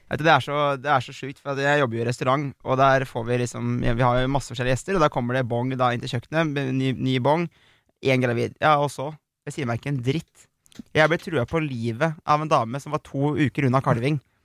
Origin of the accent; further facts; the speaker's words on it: Aurskog, Akershus, Norway; moved away as an adult; also born or lived in Oslo; Jeg kommer fra Aurskog, ikke sant. Flyttet ja. til Oslo